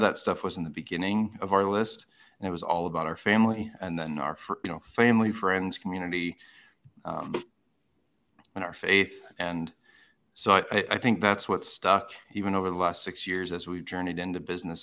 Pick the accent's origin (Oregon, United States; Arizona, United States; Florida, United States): Arizona, United States; I grew up in Arizona